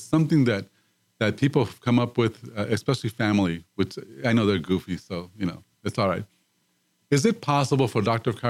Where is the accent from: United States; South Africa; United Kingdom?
United States; Dallas, Texas; I'm a big fan, and because I came from Dallas.